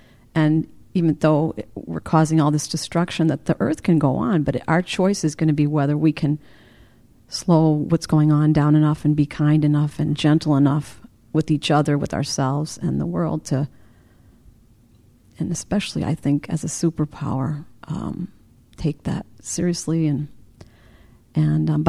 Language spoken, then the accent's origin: English; United States; as an American